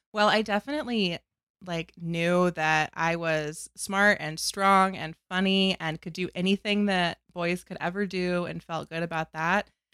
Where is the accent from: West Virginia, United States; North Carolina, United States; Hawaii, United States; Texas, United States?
North Carolina, United States; I grew up in North Carolina